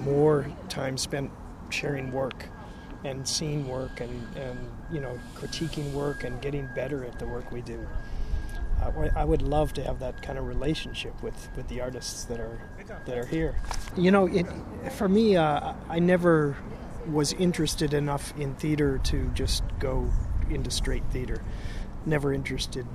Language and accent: English; Minneapolis, Minnesota, United States; growing up in Minneapolis, I saw the Guthrie every year